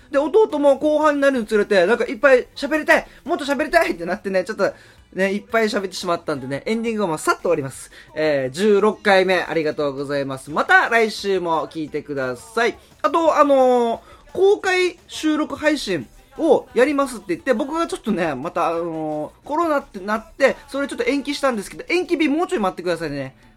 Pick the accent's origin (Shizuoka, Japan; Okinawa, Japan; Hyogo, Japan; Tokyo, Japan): Okinawa, Japan; Haebaru; 僕、与那覇出身で、与那覇が1番